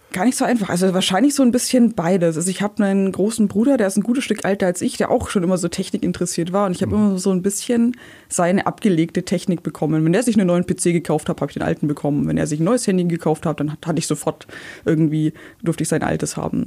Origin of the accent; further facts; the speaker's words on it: Ulm area, Bavarian side, Germany; Ich bin in der Ulmer Provinz aufgewachsen, ein bisschen südlich von Ulm